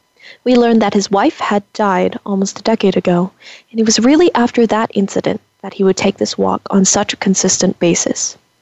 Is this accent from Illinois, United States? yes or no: no; California, United States; I, on the other hand, was born and raised in California's Central Valley. What I enjoyed the most as a kid, living in a rural town, was the openness.